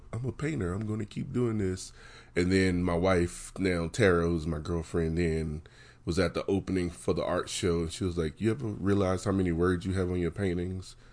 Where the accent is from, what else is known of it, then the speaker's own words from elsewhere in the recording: West Virginia, United States; moved away as an adult; now in Denver, United States; growing up in West Virginia, um, growing up in poverty in a small town